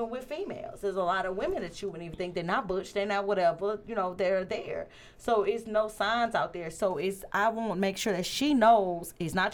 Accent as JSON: {"language": "English", "region": "Louisiana", "country": "United States", "said": "And I am from Thank Louisiana."}